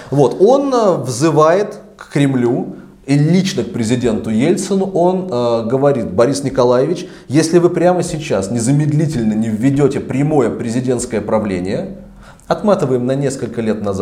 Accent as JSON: {"language": "Russian", "region": "North Ossetia–Alania", "country": "Russia", "said": "вот осетин … осетин, ну, а они ингуши."}